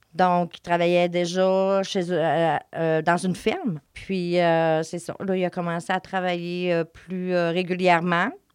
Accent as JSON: {"language": "French", "town": "Saint-Félicien", "region": "Quebec", "country": "Canada", "moved": "as an adult", "lives_now": "Saguenay, Canada", "said": "je viens de Saint-Félicien"}